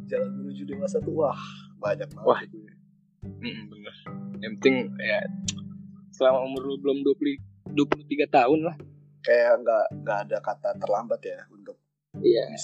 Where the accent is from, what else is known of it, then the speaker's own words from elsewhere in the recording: Jakarta, Indonesia; Ya kan kayak gue nih misalkan gue kan orang Betawi nih.